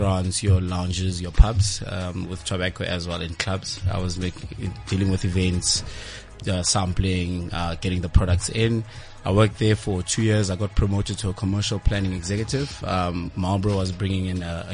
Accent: Middelburg, Mpumalanga, South Africa; moved away as an adult; now in Pretoria, South Africa; I grew up in Middleburg. It's all the way in Mpumalanga

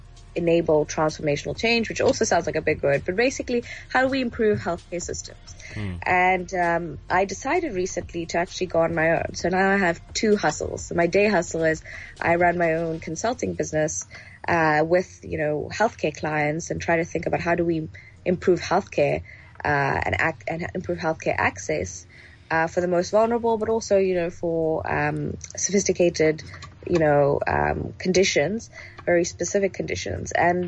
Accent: Johannesburg, Gauteng, South Africa; also born or lived in Egypt / Nigeria; I grew up in Joburg in the late 90s. And along the way in my childhood, I traveled a lot, quite a few parts of Africa with my family. So I've lived in Egypt, Nigeria, among other places.

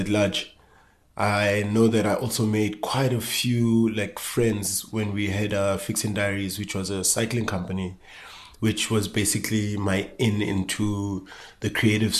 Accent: Johannesburg, Gauteng, South Africa; growing up in Soweto, Johannesburg

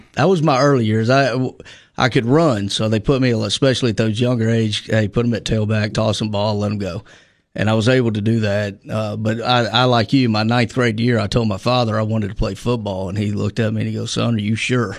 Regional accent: Little Rock, Arkansas, United States; moved away; born in Little Rock, Arkansas, uh, born and raised

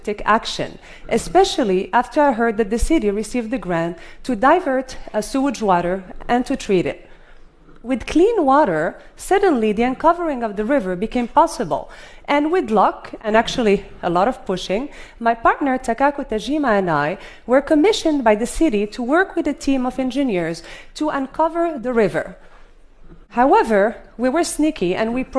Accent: Fez, Fès-Meknès, Morocco; My hometown of Fez, Morocco

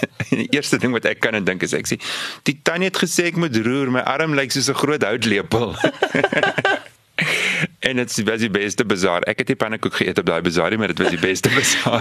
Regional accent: Victoria West, Northern Cape, South Africa; ek het groot geword in Victoria West, klein dorpie daar in die Karoo.

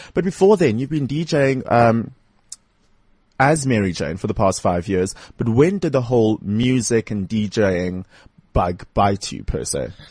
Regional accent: Durban, KwaZulu-Natal, South Africa; now in Johannesburg, South Africa; I come from Westville in Durban.

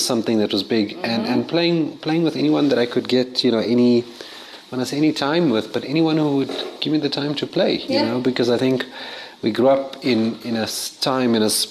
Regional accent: Johannesburg, Gauteng, South Africa; also born or lived in Lenasia; I'm a Joburg boy

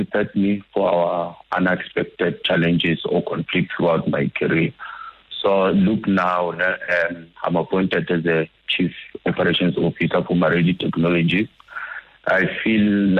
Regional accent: Limpopo, South Africa; I'm from Limpopo also

